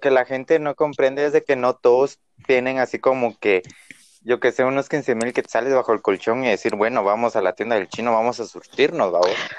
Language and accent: Spanish; Guatemala; yo conozco mi pueblo